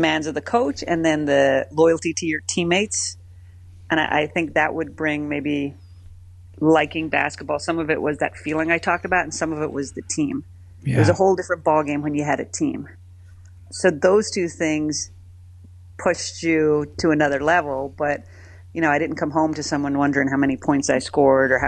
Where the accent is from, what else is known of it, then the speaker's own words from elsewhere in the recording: Ireland; moved away as an adult; now in Philadelphia, United States; as an Irish child